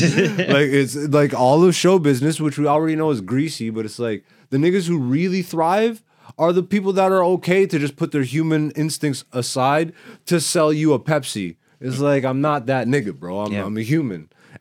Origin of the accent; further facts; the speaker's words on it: Greece; born there; That's why I'm … I was born in Greece. I'm Ethiopian though, but I rep everybody, but I rep who I am, you know, and I'm Ethiopian by blood.